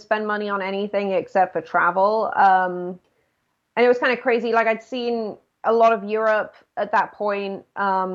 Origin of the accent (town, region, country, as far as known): United Kingdom; born or raised there